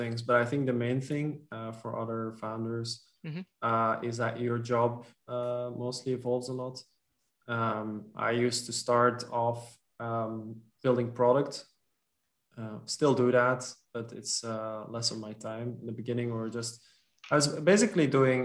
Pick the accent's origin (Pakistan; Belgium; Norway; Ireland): Belgium; first language Dutch; English is a second language; also born or lived in French-speaking part of Belgium; in Belgium, we have two or three national languages. My mother tongue is Dutch. When I was a kid, we lived in the French-speaking part